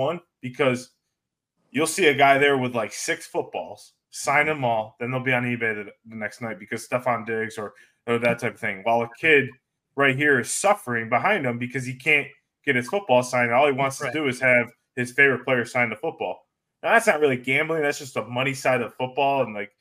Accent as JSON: {"language": "English", "town": "Syracuse", "region": "New York", "country": "United States", "tie": "born or raised there", "said": "I always got to represent my hometown"}